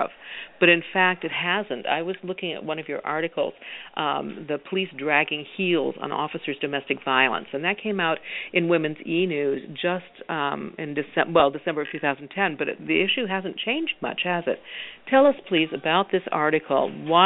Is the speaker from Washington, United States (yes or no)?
yes; Washington, United States; I'm from Washington State